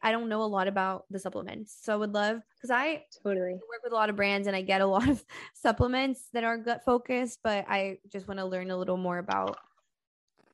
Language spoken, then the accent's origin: English; Brazil; moved away; I'm from Brazil